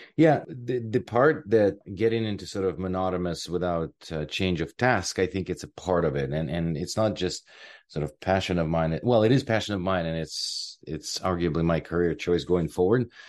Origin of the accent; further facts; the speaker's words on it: Ukraine; moved away as an adult; now in Canada; I am originally from Ukraine. I came here in two thousand and two.